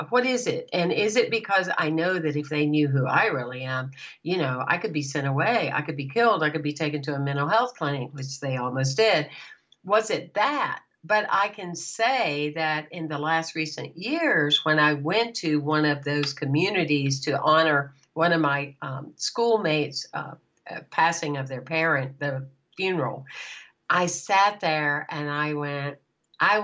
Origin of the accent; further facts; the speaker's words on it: Anderson, South Carolina, United States; now in Florida, United States; I grew up in, you probably have never heard of it, Anderson, South Carolina